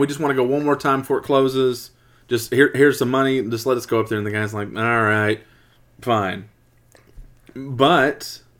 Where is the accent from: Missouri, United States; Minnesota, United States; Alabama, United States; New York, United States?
Missouri, United States; the Ozarks; moved away; I'm from the Ozarks